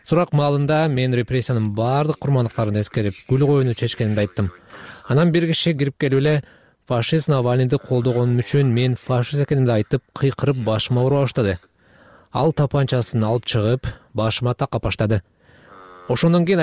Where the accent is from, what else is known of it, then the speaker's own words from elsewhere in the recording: Russia; also born or lived in Bishkek, Kyrgyzstan; мен кыргызстанда бишкекте бирок орусияда чоңойгом деп жооп бердим бул жерде бала бакчага мектепке университетке бардым бүт өмүрүм ушул өлкөдө өттү деп айттым